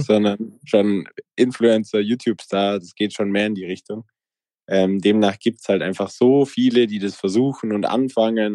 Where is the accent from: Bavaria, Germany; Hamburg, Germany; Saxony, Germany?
Bavaria, Germany; Allgäu; ich komme aus dem Allgäu, mein Dorf hat 80 Einwohner und 2000 Kühe